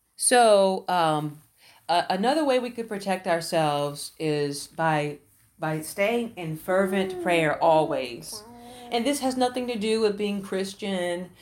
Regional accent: Houston, Texas, United States; I grew up in the Houston, Texas, uh, area, uh, in the Fifth Ward area.

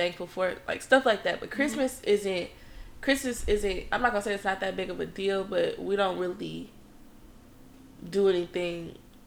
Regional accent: Detroit, Michigan, United States; moved away as an adult; now in Ohio, United States; I'm from Detroit

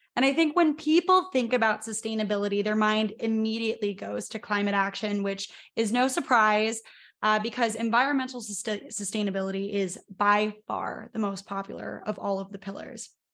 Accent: Pennsylvania, United States; I'm from Pennsylvania

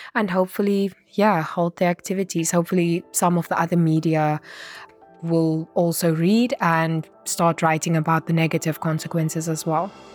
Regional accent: Namibia; I'm a journalist from Namibia

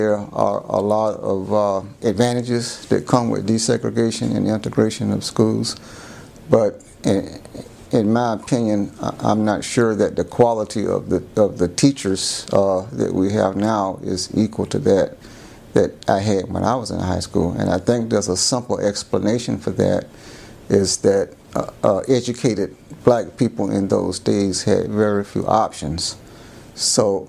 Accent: Jacksonville Beach, Florida, United States; also born or lived in St. Petersburg, Florida; I was born in St. Petersburg, Florida. And when I was about 6 years old, my parents moved to Jacksonville Beach, Florida, where I lived until I was about 14, ready for high school.

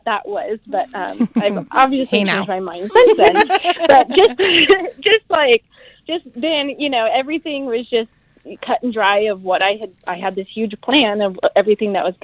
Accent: California, United States; moved away as an adult; now in South Carolina, United States; I'm originally from California, but we currently live in South Carolina

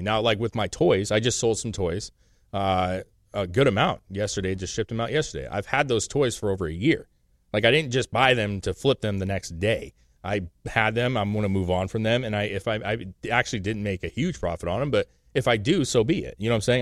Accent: the Northwest, Pacific Northwest, United States; we're from the Northwest

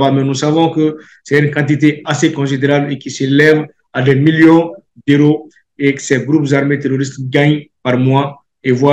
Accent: Mali; Je ne le dis pas seulement en tant que Malien, mais je le dis aussi en tant que législateur, en tant que quelqu'un qui parle au nom du peuple malien.

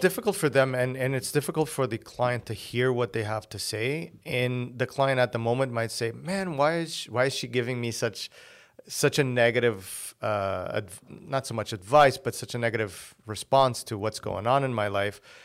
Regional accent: Portugal; first language Portuguese; English is a second language; moved away as an adult; I was born here. Uh, my parents went back when I was six. So I was raised there until I was nineteen

